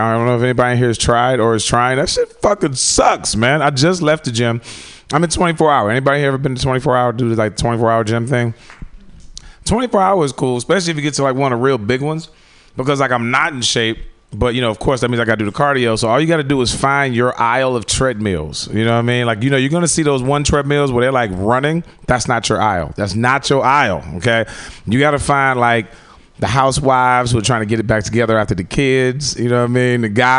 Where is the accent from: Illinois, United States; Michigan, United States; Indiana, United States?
Illinois, United States; Chicago; I'm from Chicago, man. So I remember like the original R. Kelly whole situation before you guys even knew about it.